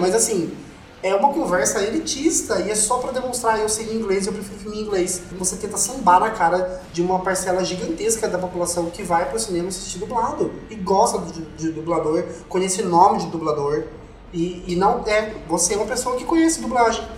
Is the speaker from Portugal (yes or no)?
no; Southeast Brazil, Brazil; dos sudestinos, né, que somos nós, do Sudeste